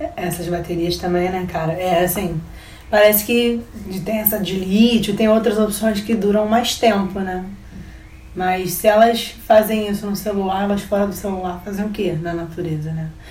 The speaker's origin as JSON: {"language": "Portuguese", "region": "Rio de Janeiro", "country": "Brazil", "said": "A gente é carioca"}